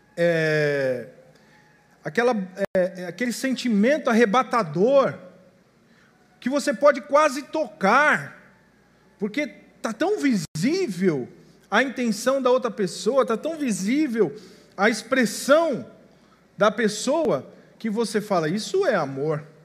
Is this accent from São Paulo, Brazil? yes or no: yes; São Paulo, Brazil; Eu sou paulista, mas a família é, é tudo mineira